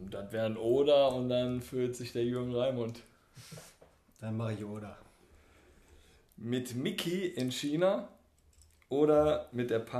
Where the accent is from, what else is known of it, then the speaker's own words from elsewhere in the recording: East Germany, Germany; ich bin Ossi